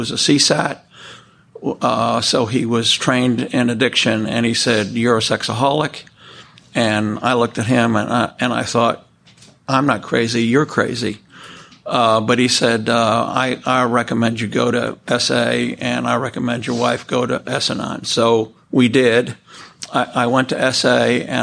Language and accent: English; New York City, New York, United States; I was born in New York City. I was actually born in the Weill Columbia Hospital on the East River. I was raised in New York City.